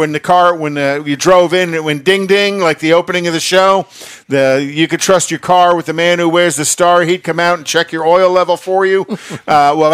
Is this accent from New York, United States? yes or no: yes; New York, United States; I'm a New Yorker